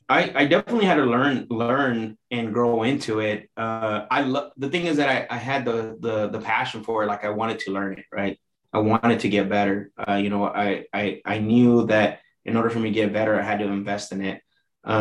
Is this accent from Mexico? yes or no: yes; Mexico; born there; obviously I was born in Mexico, and most of my family, you know, are from Mexico.